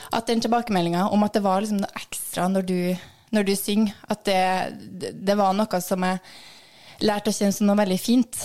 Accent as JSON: {"language": "Norwegian", "town": "Trondheim", "region": "Trøndelag", "country": "Norway", "tie": "born or raised there", "said": "jeg vokste opp i Skjetnemarka."}